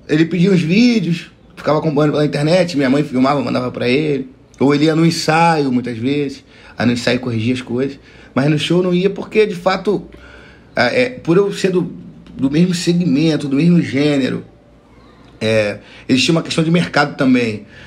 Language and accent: Portuguese; Rio de Janeiro, Brazil; Eu, eu sou criado em comunidade, né? Eu nasci aqui, como falei, em Piedade, próximo ao Morro do Dezoito